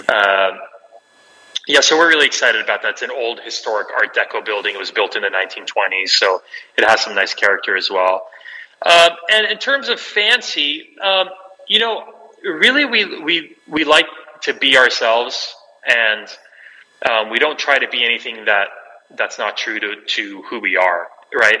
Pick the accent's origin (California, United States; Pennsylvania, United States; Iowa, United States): California, United States; Los Angeles; I, was born uh, here in Los Angeles, my brothers and I.